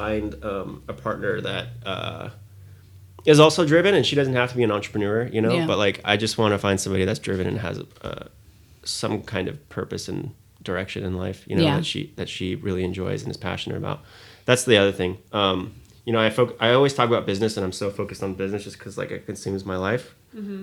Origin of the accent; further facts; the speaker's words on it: Moscow, Russia; now in United States; I was born in Moscow, Russia